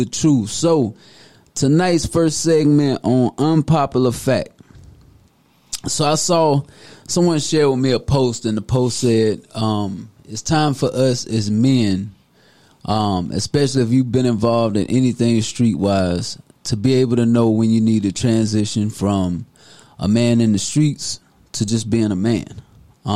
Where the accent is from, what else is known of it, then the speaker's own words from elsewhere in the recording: Deep South, United States; I'm born and raised in the South, the Deep South